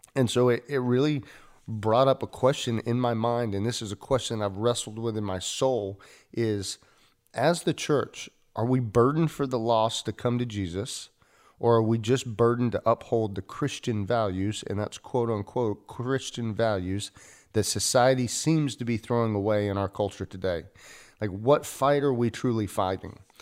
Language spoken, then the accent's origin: English; United States; as an American church